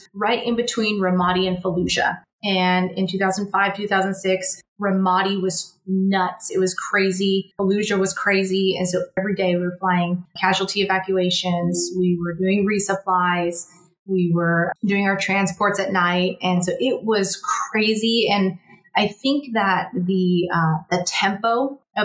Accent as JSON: {"language": "English", "region": "California", "country": "United States", "moved": "as an adult", "said": "I'm from California, and I went to boot camp in South Carolina"}